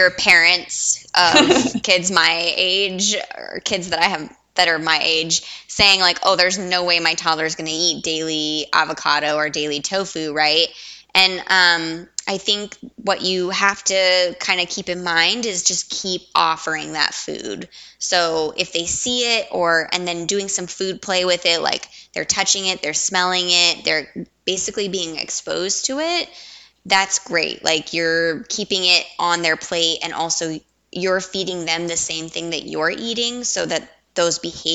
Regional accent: Southwest, United States; we're from the Southwest

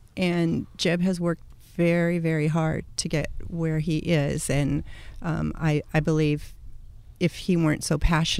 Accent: Mariposa, California, United States; also born or lived in San Luis Obispo, California; I grew up in Mariposa, California, around cowboys. And I had a great life and have lots of great friends there. And I moved to San Luis Obispo to go to college and didn't leave.

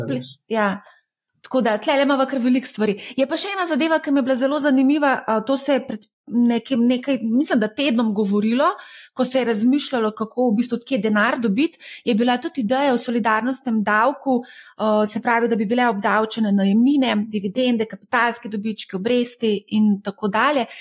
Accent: Slovenia; Slovenci smo

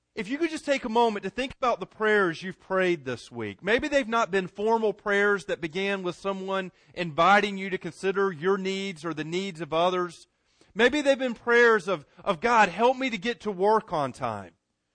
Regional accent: Garner, North Carolina, United States; Growing up in Garner, there was a pool not too far from where I lived that all the kids in Garner went to.

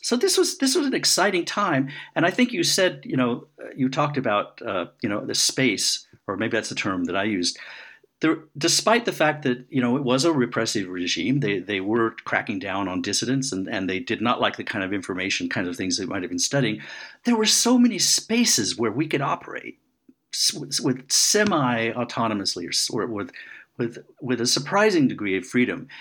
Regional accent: United States; moved away; I'm an American

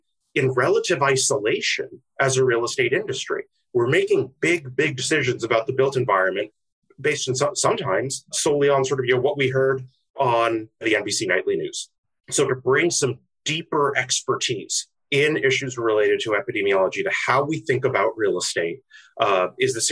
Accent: Ottawa, Ontario, Canada; moved away as an adult; also born or lived in London, United Kingdom; now in United States; From Canada. Canada. I was born in the UK, in London. Uh-huh. And then as a kid, came to Canada

